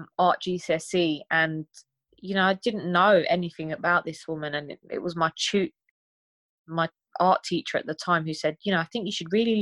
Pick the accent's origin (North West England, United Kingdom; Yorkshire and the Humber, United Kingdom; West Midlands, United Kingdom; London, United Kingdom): London, United Kingdom; growing up in London as a Turkish girl